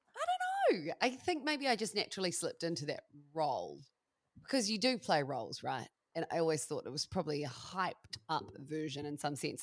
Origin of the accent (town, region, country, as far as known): Christchurch, Canterbury, New Zealand; also born or lived in Melbourne, Australia; now in Wairarapa, New Zealand